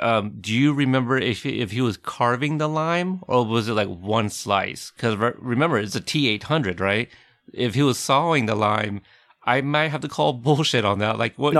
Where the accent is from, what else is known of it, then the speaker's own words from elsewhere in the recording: Texas, United States; born there; I mean, I was born in Texas, but I didn't grow up there.